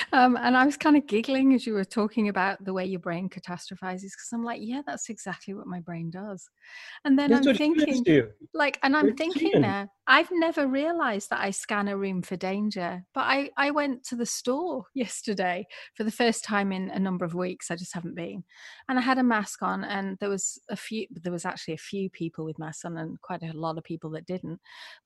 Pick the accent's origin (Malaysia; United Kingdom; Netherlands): United Kingdom; moved away as an adult; now in United States; when I first came to America as a Brit